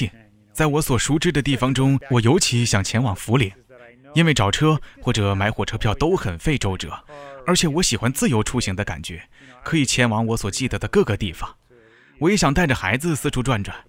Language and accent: Chinese; Missouri, United States; 我一直喜欢开车。我在美国的密苏里州长大。实际上，在密苏里，每个人从小就会开车。